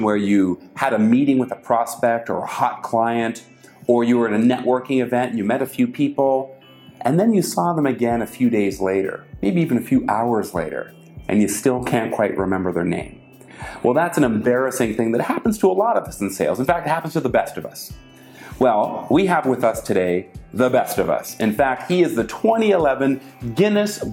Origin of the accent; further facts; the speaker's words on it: Canada; I'm from Canada.